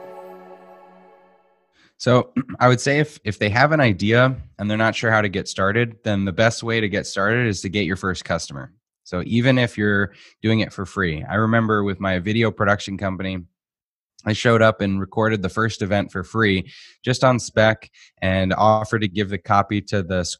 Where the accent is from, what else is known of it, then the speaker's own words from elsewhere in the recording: Boston, Massachusetts, United States; moved away as an adult; now in Arizona, United States; So I grew up in Boston. I'm from Massachusetts